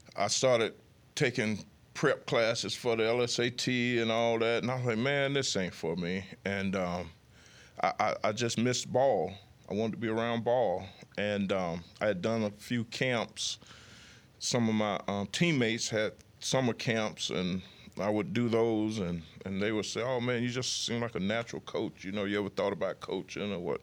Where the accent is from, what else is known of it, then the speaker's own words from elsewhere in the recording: near Mobile, Alabama, United States; moved away; my hometown is fifty miles away from Mobile